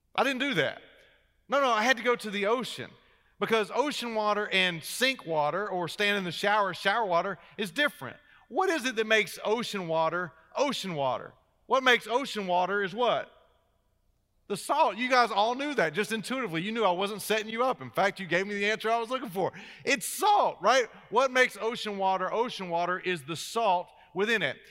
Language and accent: English; Wilmington, North Carolina, United States; I am a native of North Carolina. In fact, I grew up uh, on the coast. I grew up in Wilmington down by the beach